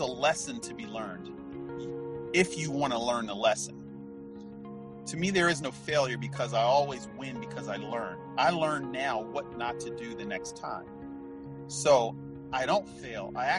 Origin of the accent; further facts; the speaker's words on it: Philadelphia, Pennsylvania, United States; Grew up in West Philadelphia, born and raised in the United States of America